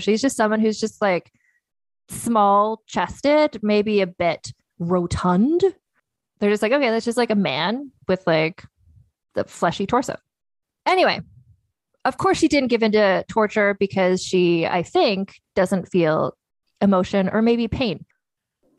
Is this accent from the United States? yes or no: no; Canada; growing up in Canada